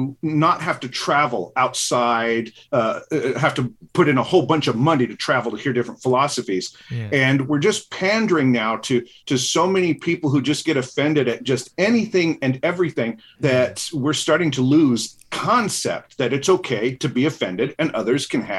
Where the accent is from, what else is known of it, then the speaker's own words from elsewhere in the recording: Utah, United States; I'm from Utah and we have that messed up dialect.